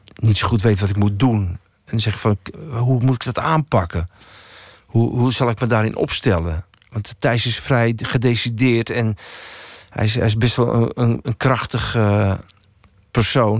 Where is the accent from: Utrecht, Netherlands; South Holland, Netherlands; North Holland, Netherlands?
Utrecht, Netherlands; Baarn; ik zat bij een of andere hulporganisatie in Baren, waar ik vandaan kom